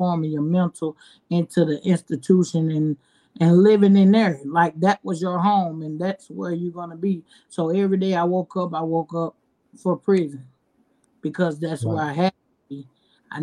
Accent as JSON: {"language": "English", "town": "Atlanta", "region": "Georgia", "country": "United States", "said": "I am from Atlanta, Georgia, and I am 35 years old"}